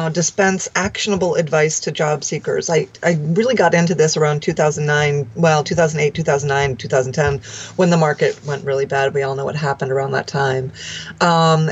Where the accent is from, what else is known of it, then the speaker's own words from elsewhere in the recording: outside of New York City, United States; moved away as an adult; also born or lived in Washington, D.C.; I grew up outside of New York City